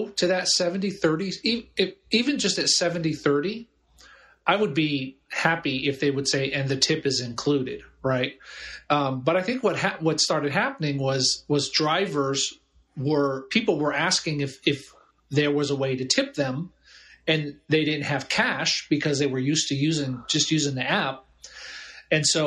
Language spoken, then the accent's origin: English; Germany; also born or lived in Albany area, New York; now in Albany, United States; I grew up in Germany